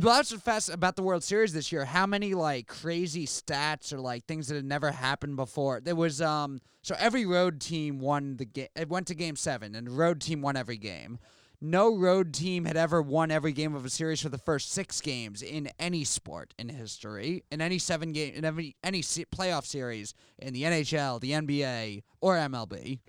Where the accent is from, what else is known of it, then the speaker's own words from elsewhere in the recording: New York City, New York, United States; I grew up in New York. I grew up in Queens